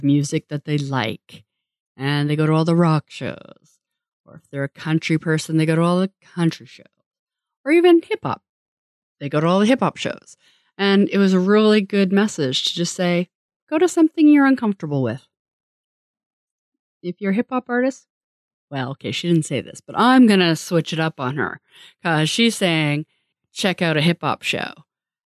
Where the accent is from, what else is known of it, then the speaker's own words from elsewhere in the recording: Canada; as a Canadian